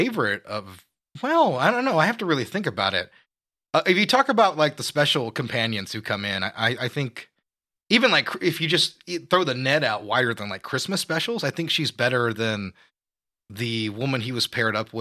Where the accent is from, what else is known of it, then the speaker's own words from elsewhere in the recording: United States; I'm American